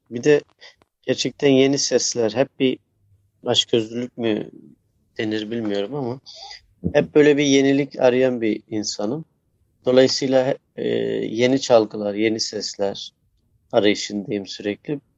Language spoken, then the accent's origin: Turkish; Bingöl Province, Turkey; kendi memleketimden e, Bingöl'den